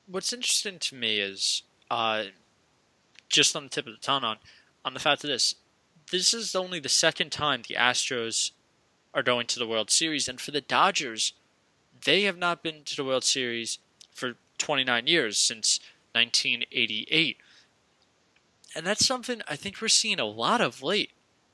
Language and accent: English; New York, United States; we're both from New York and live in New York.